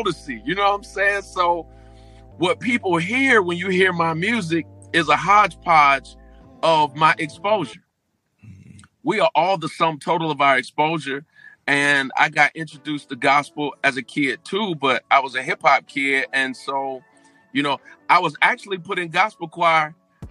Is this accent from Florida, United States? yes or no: yes; St. Petersburg, Florida, United States; I was raised in St. Petersburg, Florida.